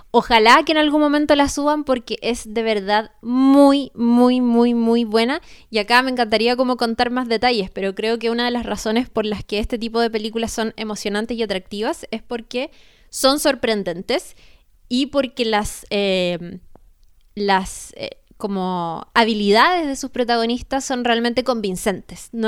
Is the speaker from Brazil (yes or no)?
no; Chile